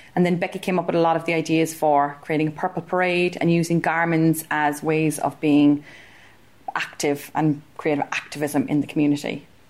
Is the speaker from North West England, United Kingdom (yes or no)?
yes; Stretford, North West England, United Kingdom; I'm from Stretford and I'm a creative arts practitioner